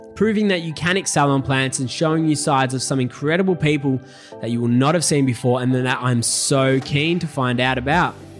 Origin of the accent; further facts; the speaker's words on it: Melbourne, Victoria, Australia; moved away as an adult; now in Gold Coast, Australia; I was born and raised in Melbourne